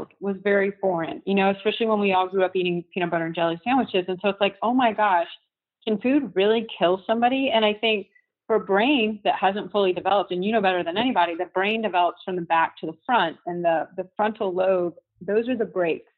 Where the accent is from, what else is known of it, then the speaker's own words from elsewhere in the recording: Houston, Texas, United States; a friend that I grew up with in Houston, a high school friend